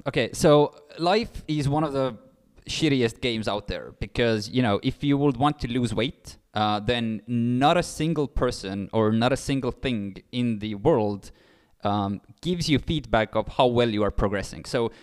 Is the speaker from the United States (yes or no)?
no; Pärnu, Pärnu County, Estonia; also born or lived in Nigeria; Born and raised in a small city of Pärnu.